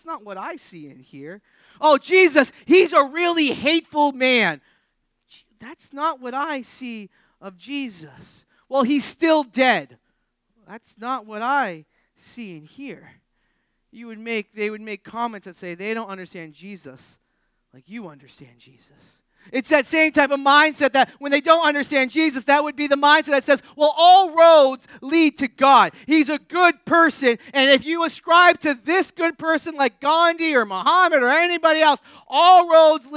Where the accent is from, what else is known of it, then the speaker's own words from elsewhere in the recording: New England, United States; I grew up in New England.